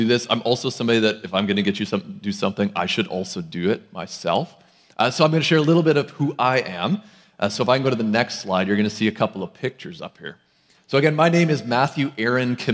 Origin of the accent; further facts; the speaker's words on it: Lloydminster, Saskatchewan, Canada; now in Abbotsford, Canada; I'm also somebody that hails from Lloydminster, Saskatchewan